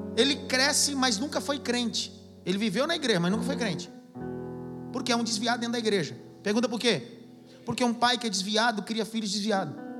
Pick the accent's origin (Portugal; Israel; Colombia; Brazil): Brazil; Pernambuco; eu sou do Pernambuco